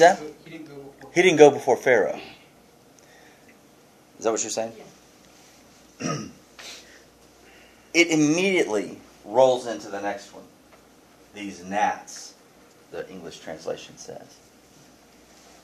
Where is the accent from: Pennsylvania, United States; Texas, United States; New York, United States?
Texas, United States; Houston; I grew up in Houston